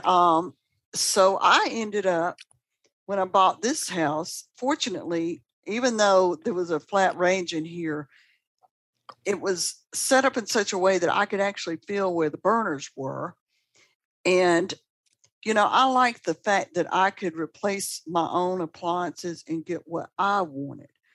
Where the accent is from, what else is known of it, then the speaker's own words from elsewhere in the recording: Atlanta, Georgia, United States; now in Birmingham, Alabama, United States; I'm from Atlanta originally